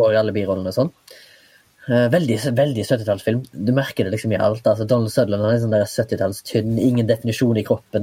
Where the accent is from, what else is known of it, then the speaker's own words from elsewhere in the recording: Haugesund, Rogaland, Norway; now in Oslo, Norway; da jeg var hjemme i Haugesund sist